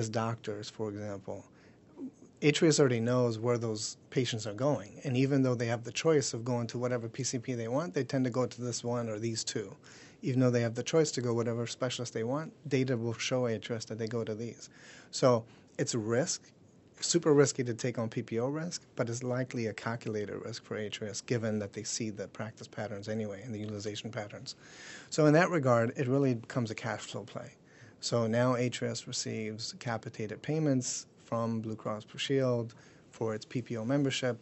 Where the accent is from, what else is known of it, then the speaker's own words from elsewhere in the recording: Germany; now in United States; I was born and raised in Germany. Mom's German